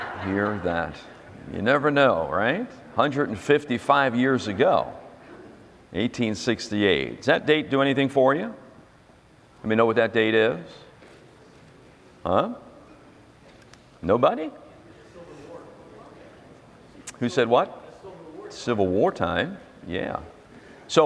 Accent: United States; I'm an American

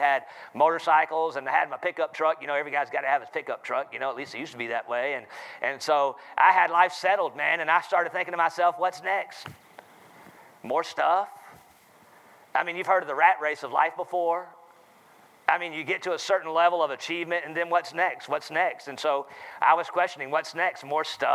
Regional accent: Charlotte, North Carolina, United States; accent: southern; I'm from North Carolina, Charlotte, North Carolina

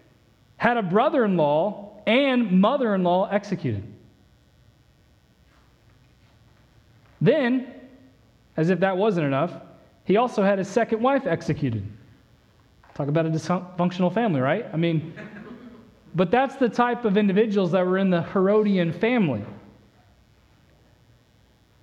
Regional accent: Indiana, United States; now in Texas, United States; growing up in the Midwest, growing up in Indiana

